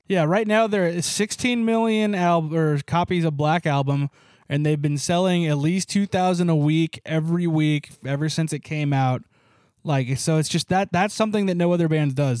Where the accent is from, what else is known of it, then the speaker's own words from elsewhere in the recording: Ramona, California, United States; growing up in Ramona